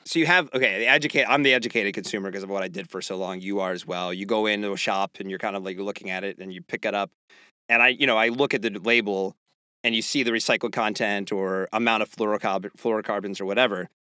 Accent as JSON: {"language": "English", "region": "Pennsylvania", "country": "United States", "tie": "born or raised there", "said": "I grew up in Pennsylvania"}